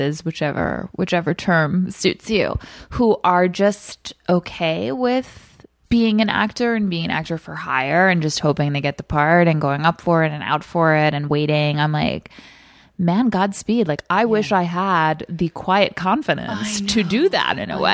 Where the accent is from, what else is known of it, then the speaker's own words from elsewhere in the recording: Rockville Centre, New York, United States; I'm from Long Island, a town called Rockville Center, which is not too far from the city, probably about a 40-minute train ride